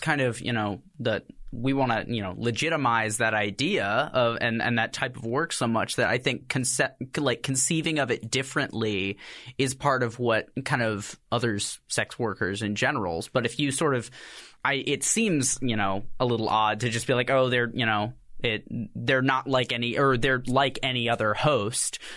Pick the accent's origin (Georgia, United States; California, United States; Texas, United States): Texas, United States; moved away; I'm from Texas originally